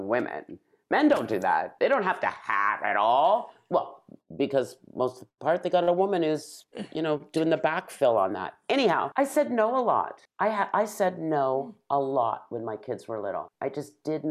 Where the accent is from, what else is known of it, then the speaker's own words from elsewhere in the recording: Toronto, Ontario, Canada; a little brown-skinned girl growing up in North Toronto